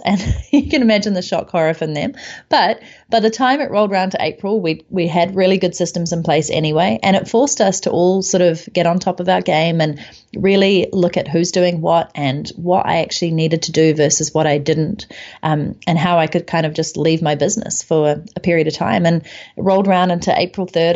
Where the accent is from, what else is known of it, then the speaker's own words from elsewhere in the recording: New Zealand; moved away as an adult; I came back to my home country of New Zealand